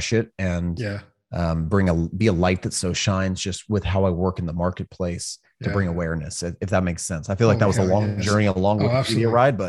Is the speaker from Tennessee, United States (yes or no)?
no; California, United States; also born or lived in Hawaii; So I grew up in Northern California, spent a lot of time in Hawaii, joined the Marine Corps.